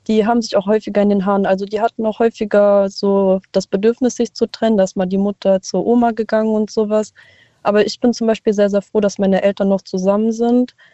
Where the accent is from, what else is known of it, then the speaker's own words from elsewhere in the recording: Saarland, Germany; Ich komme aus dem Saarland.